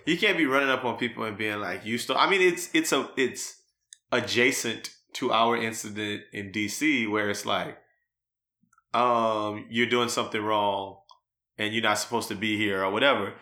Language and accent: English; Louisiana, United States; moved away as an adult; also born or lived in New Iberia, Louisiana / New Orleans, Louisiana; now in Houston, United States; I'm from Louisiana. I spent the first twenty-two years of my life between Newberry and New Orleans.